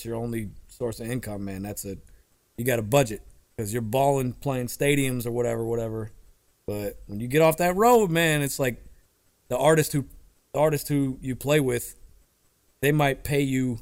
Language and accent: English; Tampa, Florida, United States; moved away as an adult; also born or lived in New Orleans; Born and raised in Tampa, Florida. Recently just returned to Tampa, Florida